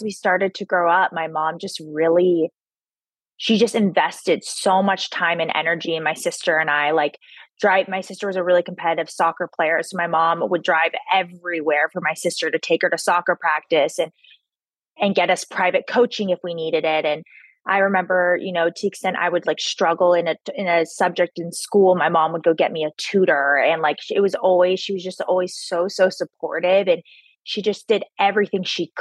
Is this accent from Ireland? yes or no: no; San Clemente, California, United States; also born or lived in New York; I was born and raised in Southern California, grew up in a small beach town down in South Orange County called San Clemente.